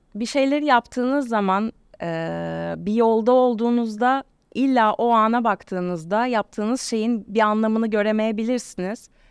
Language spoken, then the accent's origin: Turkish; İzmir, Turkey; İzmirliyim, Ege'de doğdum.